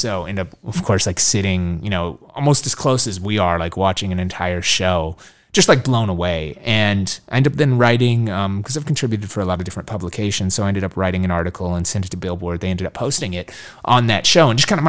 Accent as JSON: {"language": "English", "town": "Minneapolis", "region": "Minnesota", "country": "United States", "said": "he found out I was from Minneapolis."}